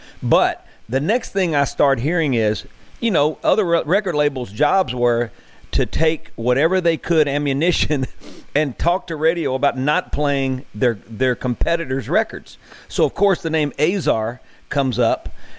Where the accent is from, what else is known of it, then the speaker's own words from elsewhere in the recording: Mississippi, United States; we are as American in Mississippi as it gets